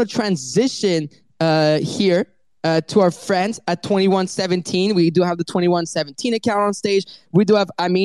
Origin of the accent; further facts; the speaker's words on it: Paris, Île-de-France, France; it's my hometown.